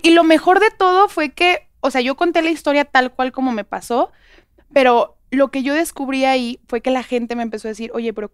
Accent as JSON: {"language": "Spanish", "town": "Guadalajara", "region": "Jalisco", "country": "Mexico", "said": "Yo soy de Guadalajara."}